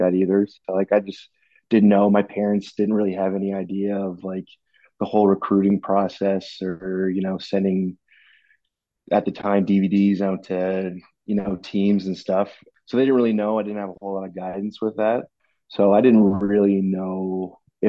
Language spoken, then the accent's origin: English; Riverview, New Brunswick, Canada; I grew up in Riverview